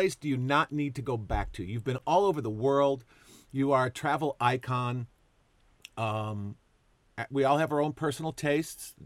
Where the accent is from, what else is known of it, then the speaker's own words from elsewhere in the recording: Chicago, Illinois, United States; I grew up in Chicago